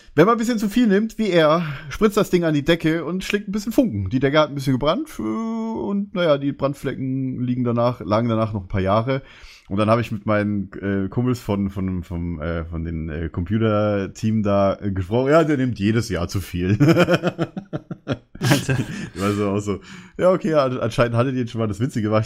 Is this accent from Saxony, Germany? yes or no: no; Bavaria, Germany; now in Berlin, Germany; bei uns in Bayern